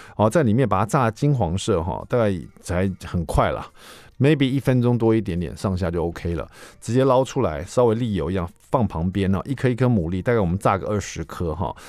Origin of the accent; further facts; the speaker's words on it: Taiwan; 比如说我们台湾人喜欢吃那种海鲜粥